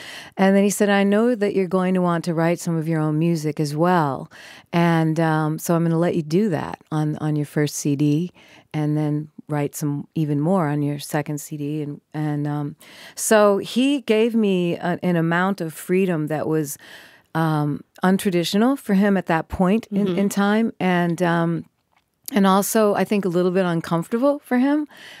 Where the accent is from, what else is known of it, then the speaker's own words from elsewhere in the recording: Minneapolis, Minnesota, United States; Obviously I'm from Minneapolis